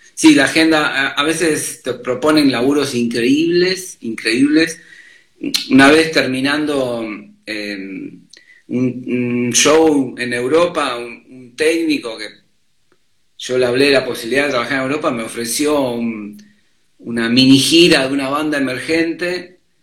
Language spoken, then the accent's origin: Spanish; Mar del Plata, Buenos Aires Province, Argentina; moved away as an adult; now in Buenos Aires, Argentina; yo vine de Mar del Plata porque quería ser músico, vivir de la música en Buenos Aires